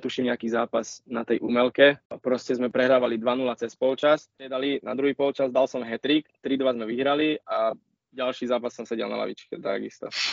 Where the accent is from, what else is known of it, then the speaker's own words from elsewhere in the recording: Zlaté Klasy, Trnava Region, Slovakia; som došiel akože domov do zlatých klasov